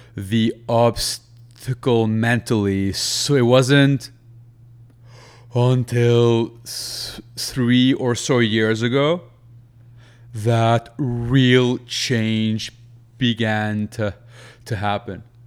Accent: Lebanon; moved away; back in my home country in Lebanon

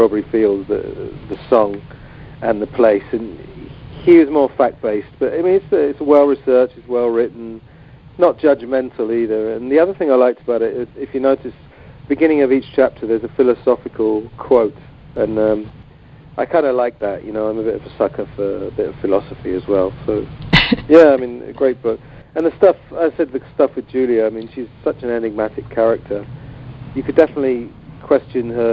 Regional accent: England, United Kingdom; I'm English

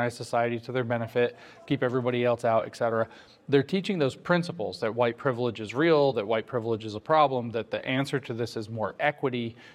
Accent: Southern Appalachia, United States; I grew up in Appalachia, in southern Appalachia, although I also have family here in northern Appalachia.

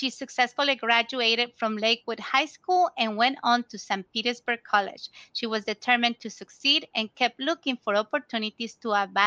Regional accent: Ecuador; also born or lived in Tampa Bay, United States; now in United States; we are both originally from Ecuador

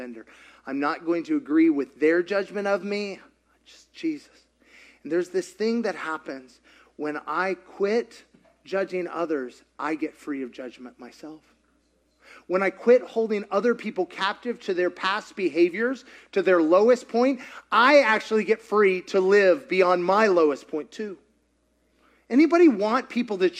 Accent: Kentucky, United States; I grew up in Kentucky

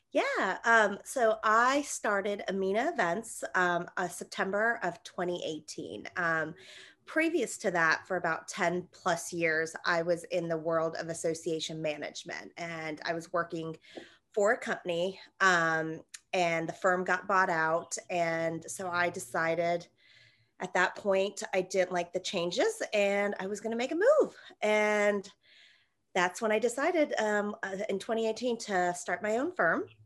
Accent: Atlanta, Georgia, United States; I wasn't born here, but I was raised here. I went to Georgia State in Atlanta, so I'm from Atlanta

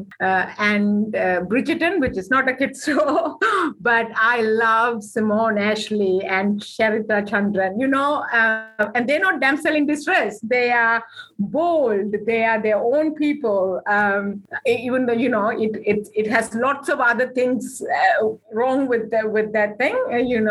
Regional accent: Sri Lanka; now in New Zealand; We grew up in war in Sri Lanka

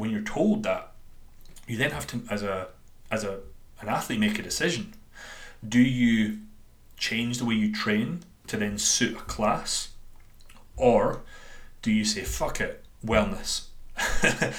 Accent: Dundee, Scotland, United Kingdom; accent: Dundonian; my Dundonian accent

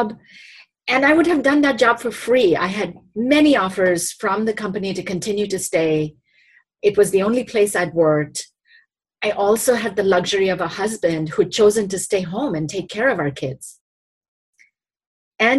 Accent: India; moved away as an adult; now in United States; sponsored me to come to the US and continue my education from growing up in India

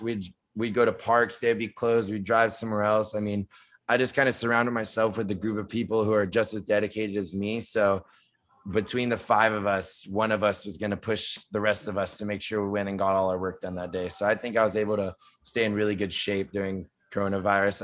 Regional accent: San Diego, California, United States; moved away as an adult; also born or lived in New Orleans; I'm from San Diego, West Coast guy

